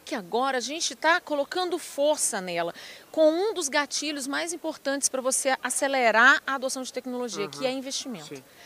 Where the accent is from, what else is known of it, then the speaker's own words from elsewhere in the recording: Ipatinga, Minas Gerais, Brazil; moved away; also born or lived in Viçosa / Lavras; eu sou uma mineira, sou da região ali de Patinga do Vale do Aço